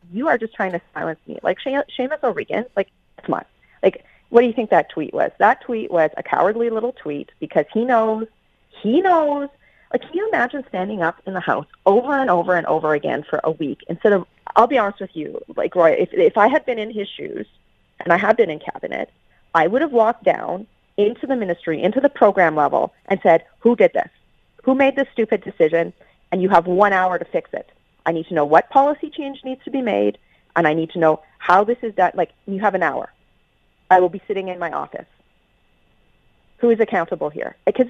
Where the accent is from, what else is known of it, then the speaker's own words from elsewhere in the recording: Canada; But at the same time, I also have to say I'm Canadian.